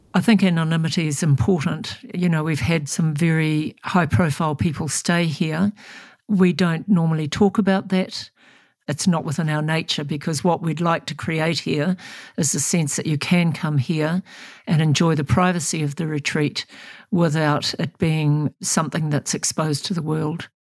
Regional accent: New Zealand; I'm about a seventh generation Kiwi. My family came out on the first boats. And so I'm probably as Kiwi as you get.

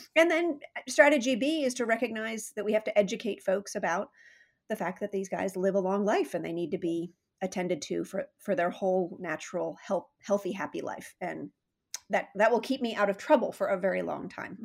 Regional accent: San Diego, California, United States; now in Saratoga, United States; I grew up um, in Southern California, so for those listening, um, San Diego is my hometown

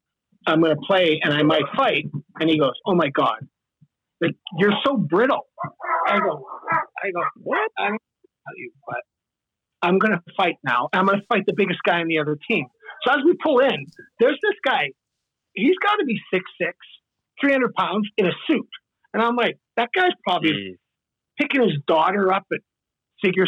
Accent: Saskatchewan, Canada; moved away; I'm like the rural guy. I grew up in Saskatchewan

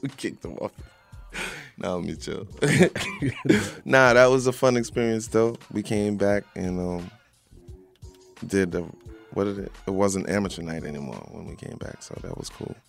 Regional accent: Long Island, New York, United States; I'm from Long Island.

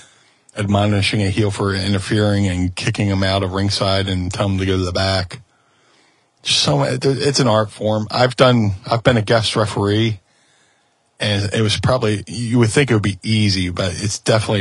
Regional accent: Philadelphia, Pennsylvania, United States; most of my career surrounded around the city of my birth, you know? Debuted for, I was born here. ECW, debuted for ECW in Philly

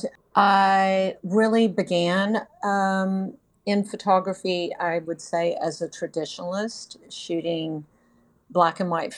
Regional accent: Texas, United States; moved away as an adult; now in North Carolina, United States; I'm originally from Texas, lived there my whole life

